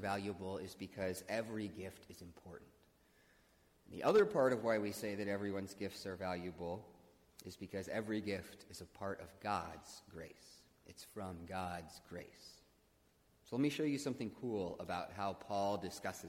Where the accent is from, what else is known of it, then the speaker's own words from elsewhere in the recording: Midwest, United States; I'm a Midwesterner